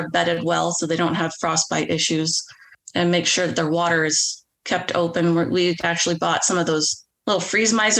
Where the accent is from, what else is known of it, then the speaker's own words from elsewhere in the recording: West Coast, United States; We're both from the West Coast